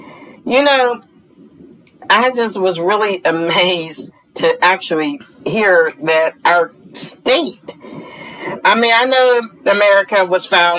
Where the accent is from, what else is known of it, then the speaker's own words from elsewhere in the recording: Pennsylvania, United States; my home state of Pennsylvania